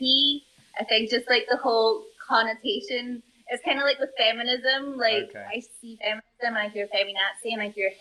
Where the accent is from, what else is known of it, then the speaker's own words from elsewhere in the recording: Scotland, United Kingdom; also born or lived in Norway; now in Colombia; was brought up the majority of my life in Scotland